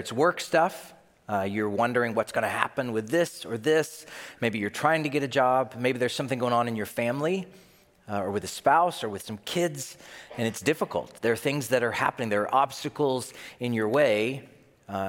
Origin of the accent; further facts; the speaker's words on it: the South, United States; moved away; I grew up in the South